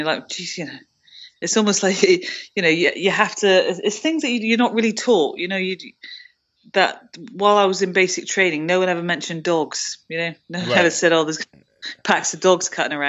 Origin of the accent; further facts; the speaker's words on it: United Kingdom; That was actually quite rough and cold, which is interesting for me to say as a Brit.